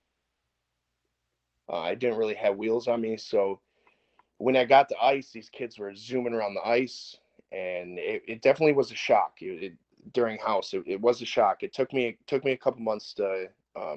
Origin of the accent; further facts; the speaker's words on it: Madison Heights, Michigan, United States; I'm from Madison Heights, Michigan.